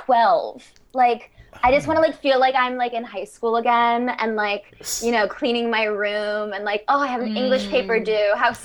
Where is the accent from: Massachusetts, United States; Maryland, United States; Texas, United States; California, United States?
Massachusetts, United States; now in Chicago, United States; I'm from Massachusetts, but I live in Chicago.